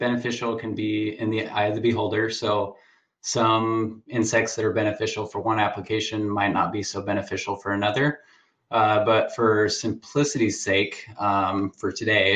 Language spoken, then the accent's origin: English; Oregon, United States; I grew up here in Oregon. I've lived here my whole life